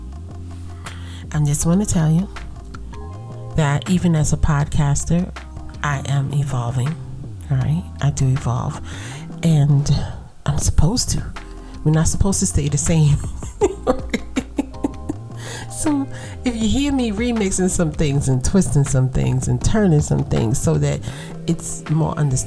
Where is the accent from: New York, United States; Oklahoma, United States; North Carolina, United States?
New York, United States; New York City; accent: Brooklyn vernacular; I'm from Brooklyn